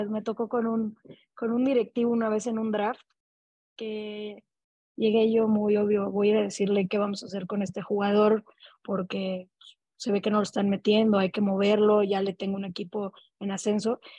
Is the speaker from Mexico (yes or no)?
yes; Mexico; lo que también siento es que no hay tantos mexicanos allá, por lo tanto somos menos garantía